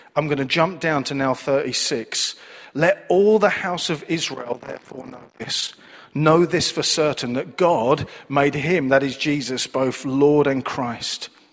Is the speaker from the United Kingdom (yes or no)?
yes; Manchester, North West England, United Kingdom; I was born and raised in Manchester, as you can tell by my accent